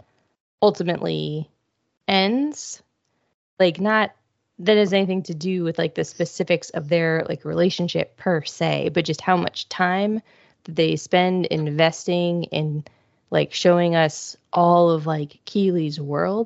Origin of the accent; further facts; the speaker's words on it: Ohio, United States; I grew up in Ohio.